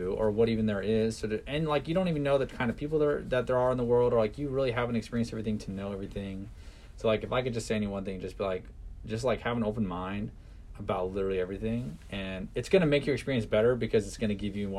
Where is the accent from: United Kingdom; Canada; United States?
United States; Washington; moved away as an adult; also born or lived in Boise, Idaho; now in Idaho, United States; originally I grew up in Washington